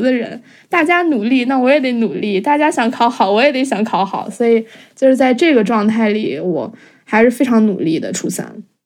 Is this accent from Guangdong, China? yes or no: no; Beijing, China; 二零零一年出生的，今年二十，我从小在海淀长大